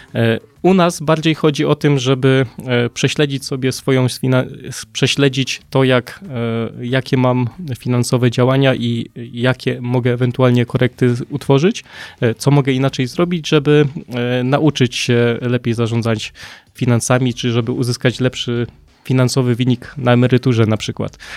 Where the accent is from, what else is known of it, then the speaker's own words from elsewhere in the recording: Poland; tutaj się urodziłem